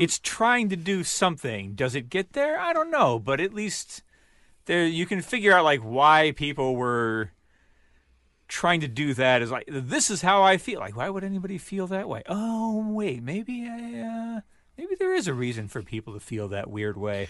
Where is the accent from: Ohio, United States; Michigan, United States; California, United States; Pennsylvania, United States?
Michigan, United States; we're all from Michigan.